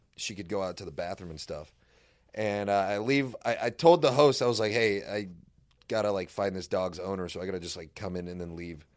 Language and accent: English; Irvine, California, United States; I'm from Orange County